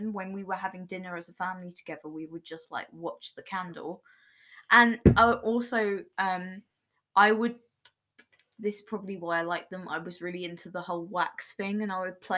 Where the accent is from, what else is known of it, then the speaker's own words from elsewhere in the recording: Folkestone, South East England, United Kingdom; my hometown in Folkestone